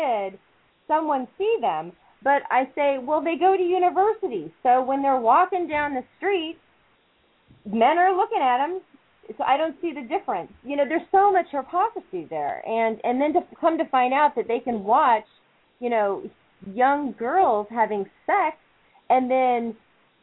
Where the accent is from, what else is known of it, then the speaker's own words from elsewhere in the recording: United States; moved away as an adult; now in Middle East; I'm an American who's living in the Middle East